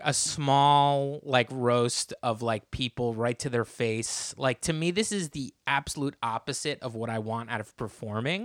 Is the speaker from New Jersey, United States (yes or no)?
yes; New Jersey, United States; my hometown in New Jersey.